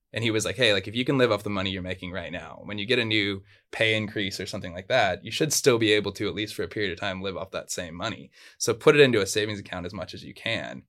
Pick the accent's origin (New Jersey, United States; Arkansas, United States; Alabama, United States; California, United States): California, United States; Surfside; first language Spanish; English is a second language; I grew up in Orange County. I grew up in a small little town called Surfside